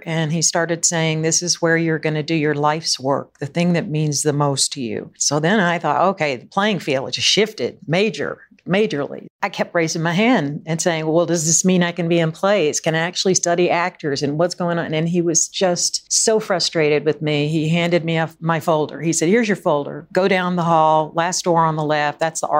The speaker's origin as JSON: {"language": "English", "region": "Southern United States", "country": "United States", "tie": "born or raised there", "said": "I just guess growing up in the South, you know, growing up especially with two sisters who were 9 and 15 years older than"}